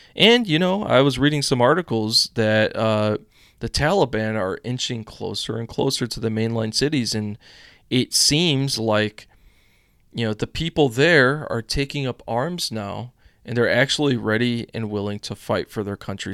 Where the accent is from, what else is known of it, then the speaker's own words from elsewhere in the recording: United States; as an American citizen